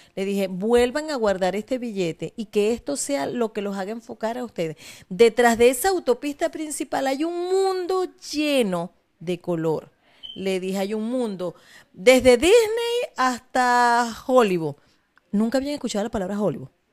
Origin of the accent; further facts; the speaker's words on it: Maracaibo, Zulia, Venezuela; also born or lived in Falcón; yo nací en Maracaibo, pero mis padres son de Falcón